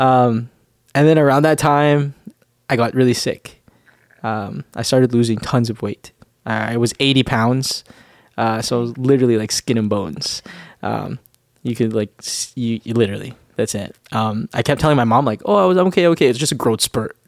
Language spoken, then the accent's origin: English; Winnipeg, Manitoba, Canada; moved away as an adult; I'm from Winnipeg, uh, Winnipeg, Manitoba